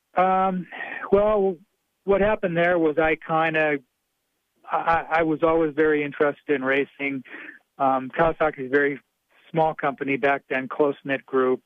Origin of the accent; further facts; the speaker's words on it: Wisconsin, United States; I grew up in Wisconsin.